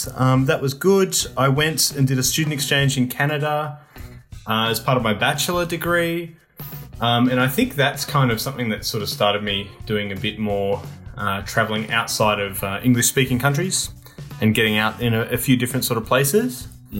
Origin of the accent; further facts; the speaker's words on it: Canberra, Australian Capital Territory, Australia; also born or lived in Bolivia / Colombia; I'm coming I'm living in Canberra in Australia, so this is where I've lived since I was little. As far as international experience, I've lived overseas for a few years, particularly in Latin America